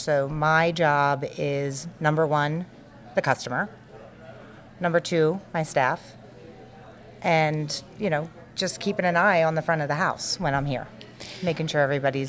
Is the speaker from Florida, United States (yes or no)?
no; outside of Philadelphia, Pennsylvania, United States; moved away as an adult; also born or lived in South Carolina; now in West Orange, United States; I grew up outside of Philly in Pennsylvania.